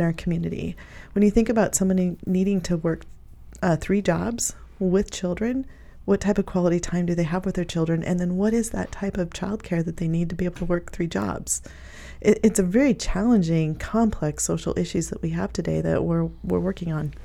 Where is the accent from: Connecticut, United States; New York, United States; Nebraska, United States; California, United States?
Nebraska, United States; Pleasanton; also born or lived in Kearney, Nebraska; I was raised in Pleasanton